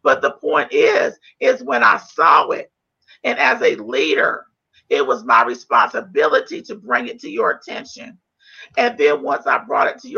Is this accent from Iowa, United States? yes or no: no; North Carolina, United States; I'm from North Carolina